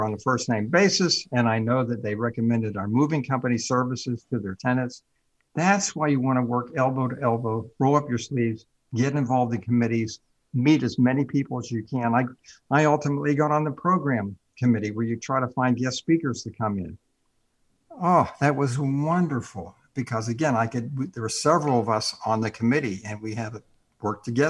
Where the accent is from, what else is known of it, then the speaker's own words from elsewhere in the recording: New York City, New York, United States; I'm from New York City